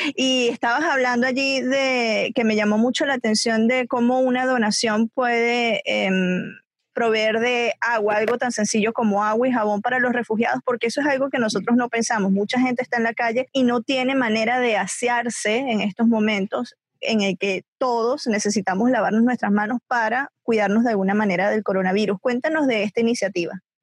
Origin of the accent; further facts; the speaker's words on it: Venezuela; moved away as an adult; now in United States; yo soy venezolana. Eh, salí del país en el 2007. Me vine aquí a vivir a Estados Unidos